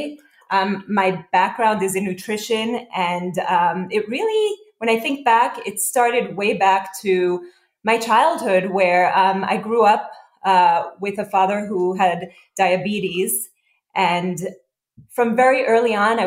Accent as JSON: {"language": "English", "town": "New York City", "region": "New York", "country": "United States", "tie": "born or raised there", "also_born_or_lived": "Israel", "said": "I grew up in Israel as well as here in Brooklyn, New York."}